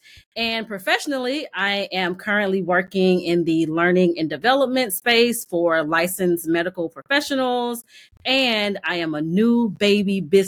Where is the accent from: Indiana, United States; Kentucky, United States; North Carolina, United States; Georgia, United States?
Georgia, United States; Columbus; moved away as an adult; now in Atlanta, United States; I am originally from Columbus, Georgia, but I've lived in Atlanta all of my adult life. But born and raised in Columbus, moved to Atlanta for school.